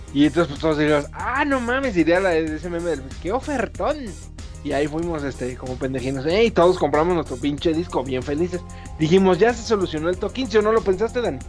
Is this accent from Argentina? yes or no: no; Mexico; como buen mexicano